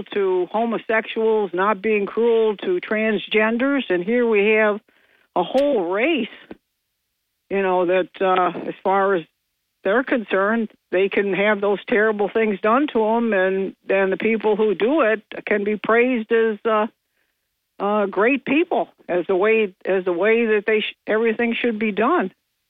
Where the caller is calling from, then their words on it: New York, United States; … from Bingo.